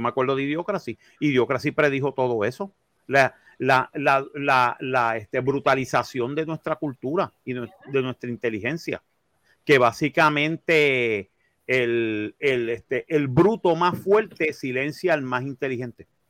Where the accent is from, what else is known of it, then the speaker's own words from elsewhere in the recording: Puerto Rico; Nosotros nacimos en una isla del Caribe